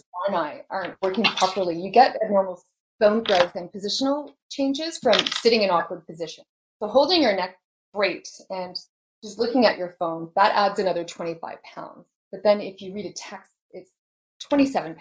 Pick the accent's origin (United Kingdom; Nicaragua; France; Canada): Canada; we live in a winter climate, so we're Canadian